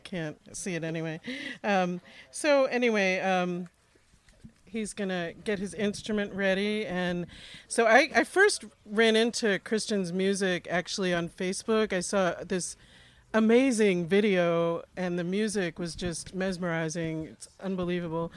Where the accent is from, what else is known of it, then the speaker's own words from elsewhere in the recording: Massachusetts, United States; now in Fayetteville, United States; I'm from Massachusetts